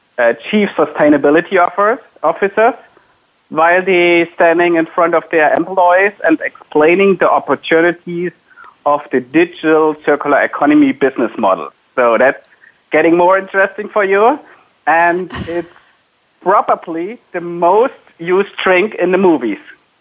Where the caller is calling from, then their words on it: Wiesloch, Baden-Württemberg, Germany; I'm calling from the headquarters of SAP, so sitting in my house, and it's a city called Wieslach